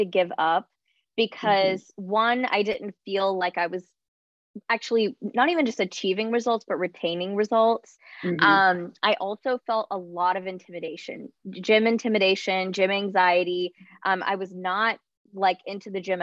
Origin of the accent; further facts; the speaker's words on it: Charlotte, North Carolina, United States; I am from Charlotte, North Carolina in the U.S.